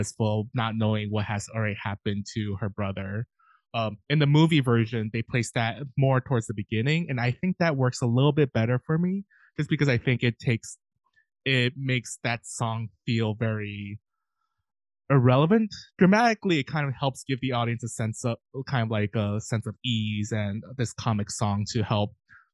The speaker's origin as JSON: {"language": "English", "town": "New York City", "region": "New York", "country": "United States", "said": "I'm from New York City"}